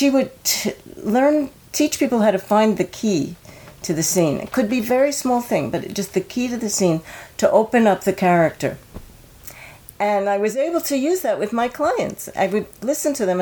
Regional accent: New York, United States; I grew up in New York, and I started taking classes with Uta Hagen when I was 15 years old

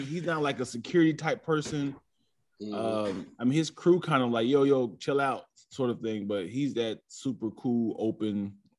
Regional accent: Dayton, Ohio, United States; Dayton, Ohio.

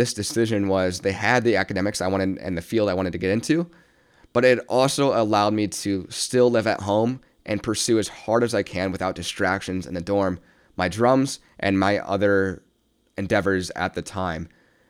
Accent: Midwest, United States; Again, I came from the Midwest, a place where opportunity, especially creative arts, is not really granted unless you make that path for yourself.

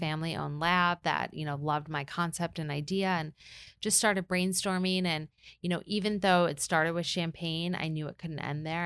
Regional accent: Michigan, United States; moved away; also born or lived in New York; I'm from Michigan

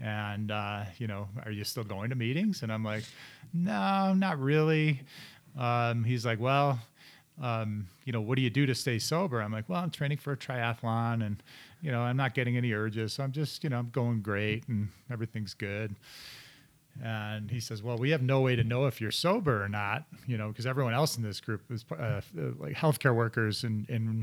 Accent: Chicago, Illinois, United States; moved away; also born or lived in Michigan; I grew up in Chicago and that's where all my friends and family were

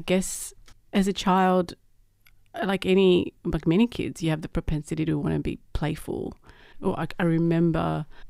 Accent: Uruguay; now in Australia; I grew up in Uruguay, actually. Well, I grew up in Australia as well, so I was born here but lived overseas.

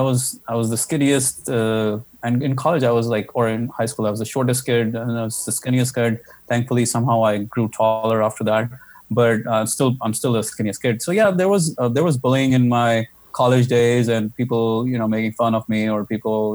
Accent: Jaipur, Rajasthan, India; in my hometown, Jaipur, in India.

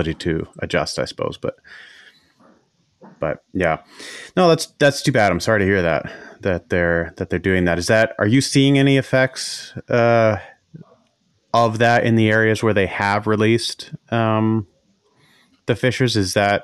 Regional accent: Maine, United States; now in Norway; I grew up in Maine

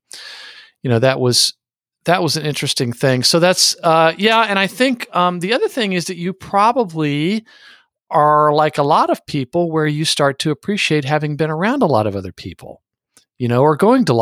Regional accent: San Antonio, Texas, United States; growing up in San Antonio

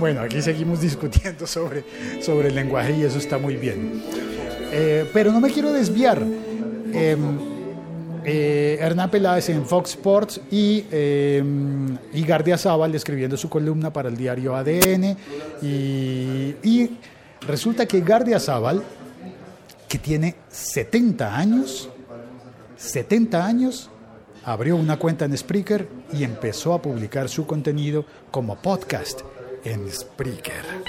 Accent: Colombia

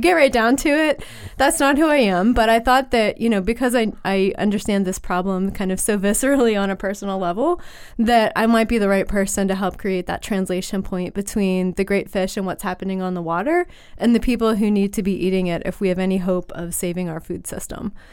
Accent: Western Pennsylvania, United States; I grew up in Western Pennsylvania.

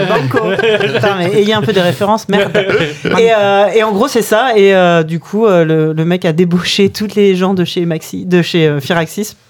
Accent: Orléans, Centre-Val de Loire, France; je, suis né dans une ville qui s'appelle Orléans

